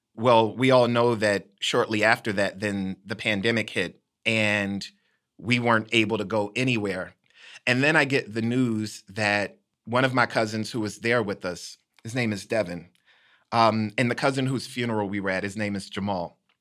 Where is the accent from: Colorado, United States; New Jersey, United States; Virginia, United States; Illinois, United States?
Illinois, United States; Decatur; my hometown, Decatur, Illinois